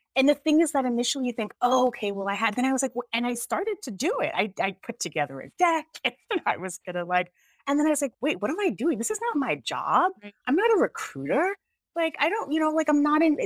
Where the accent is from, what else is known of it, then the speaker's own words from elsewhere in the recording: United States; also born or lived in Jamaica; I'm actually Jamaican, but I grew up here, so I'm also American